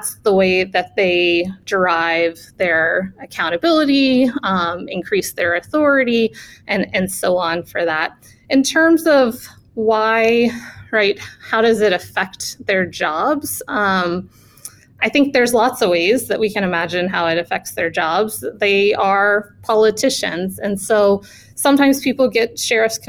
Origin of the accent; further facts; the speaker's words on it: Birmingham, Alabama, United States; I grew up in Birmingham, Alabama